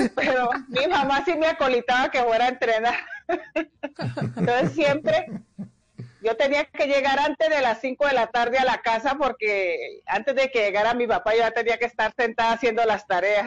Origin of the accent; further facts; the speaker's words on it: Cali, Valle del Cauca, Colombia; also born or lived in Candelaria, Valle del Cauca; yo nací en Candelaria, pero prácticamente me crié en Cali, en, la comuna 16 en Mariano Ramos